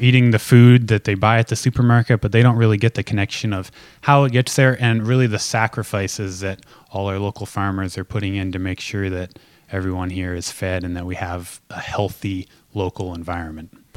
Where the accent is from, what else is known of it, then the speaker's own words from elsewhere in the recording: Lynden, Washington, United States; growing up in Linden, you grow up in the middle of a farming community